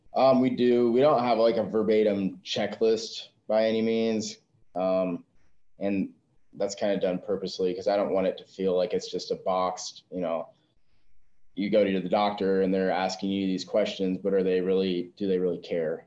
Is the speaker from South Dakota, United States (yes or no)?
yes; South Dakota, United States; moved away as an adult; I'm originally born and raised in South Dakota.